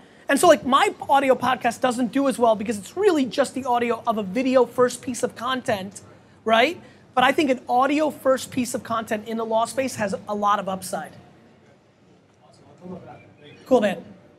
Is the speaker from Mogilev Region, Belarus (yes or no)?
yes; Babruisk, Mogilev Region, Belarus; now in United States; I'm from Babruisk, it's a small fucking place.